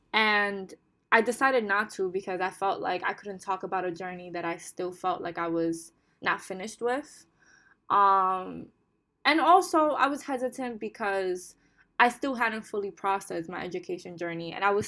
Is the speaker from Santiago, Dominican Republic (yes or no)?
no; Bonao, Monseñor Nouel, Dominican Republic; I come from the Dominican Republic, but I come from a beautiful rural town in the Dominican Republic called Hima Bonao, located in El Cibao region.